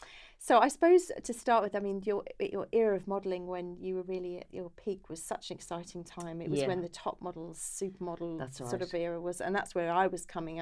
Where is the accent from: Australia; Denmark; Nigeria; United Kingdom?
United Kingdom; Croydon, London; I'm from Croydon.